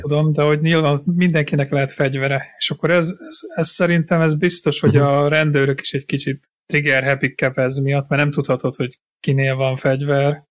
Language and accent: Hungarian; Hungary; now in England, United Kingdom; magyar vagyok